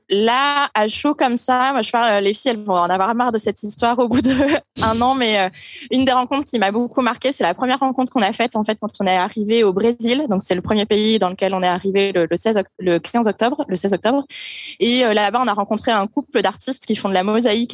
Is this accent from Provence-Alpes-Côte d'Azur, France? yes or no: no; Hauts-de-France, France; je viens du nord de la France, d'un village qui s'appelle Dourlaire à 130 km de Lille